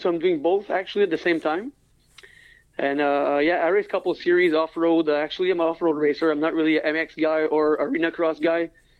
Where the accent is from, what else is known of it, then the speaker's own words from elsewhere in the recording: Rivière-Rouge, Quebec, Canada; I'm 35 years old. I'm from Rivière-Rouge, Quebec.